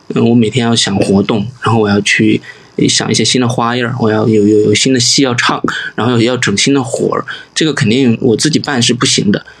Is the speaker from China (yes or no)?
yes; Sichuan, China; accent: Sichuanese; 我们四川话